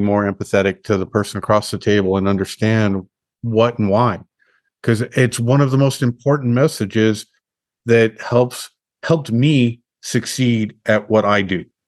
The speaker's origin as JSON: {"language": "English", "town": "Los Alamos", "region": "New Mexico", "country": "United States", "tie": "born or raised there", "said": "growing up in Los Alamos"}